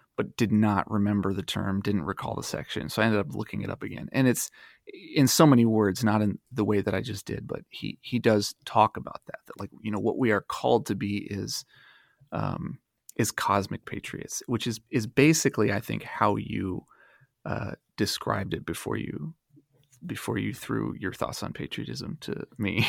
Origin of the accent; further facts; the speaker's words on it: Dayton, Ohio, United States; moved away; I was born and raised in Dayton, Ohio, and I live there again